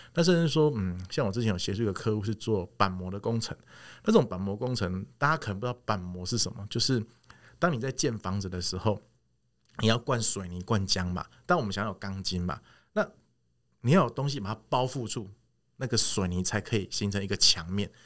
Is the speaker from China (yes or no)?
no; Taiwan; 我们台湾人喜欢的东西是看得到的